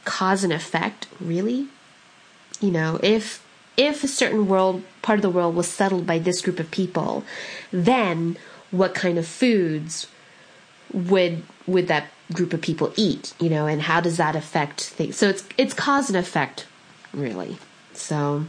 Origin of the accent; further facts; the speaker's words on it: California, United States; the Italian food that I grew up with out in California